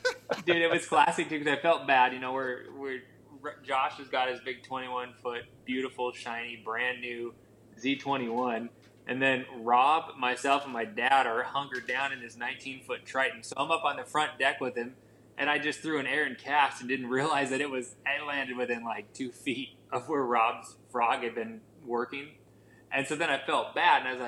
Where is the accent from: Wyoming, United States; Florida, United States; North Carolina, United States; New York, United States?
Wyoming, United States; where I spent time growing up in Wyoming, the western part of the state